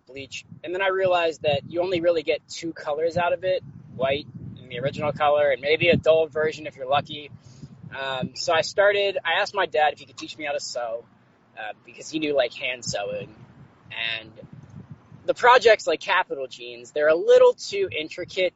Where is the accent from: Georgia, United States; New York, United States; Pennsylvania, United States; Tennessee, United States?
Pennsylvania, United States; moved away as an adult; also born or lived in Massachusetts; my family's actually based out of Pennsylvania